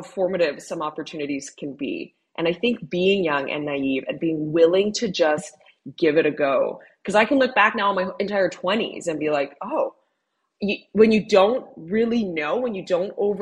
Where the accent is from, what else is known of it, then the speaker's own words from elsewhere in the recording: Southern Ontario, Canada; I grew up in Southern Ontario